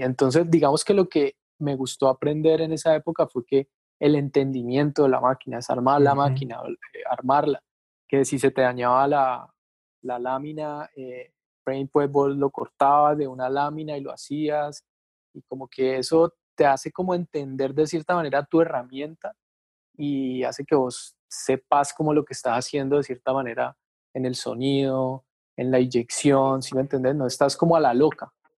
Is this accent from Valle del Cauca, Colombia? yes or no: yes; Palmira, Valle del Cauca, Colombia; now in Cali, Colombia; yo nací acá en Cali, pero como a los, ponerle a los 10 años, yo me puedo ir a Palmira, que es un pueblo que queda como a, ponerle 15 minutos de Cali, ¿sí? Es un pueblo pues grande, digamos. Entonces ahí estudié como el bachillerato